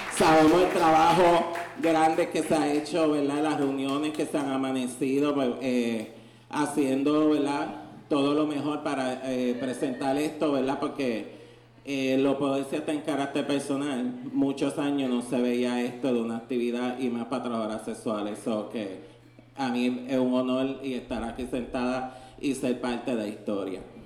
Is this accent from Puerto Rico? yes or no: yes; Ponce, Puerto Rico; now in San Juan, Puerto Rico; soy de la ciudad nacida y criada de Ponce eh, de Ponce fue que vine a invadir la bandera acá, como decimos, a San Juan